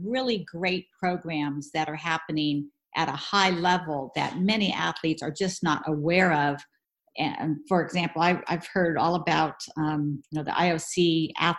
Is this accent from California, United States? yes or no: yes; Southern California, United States; I'm from Southern California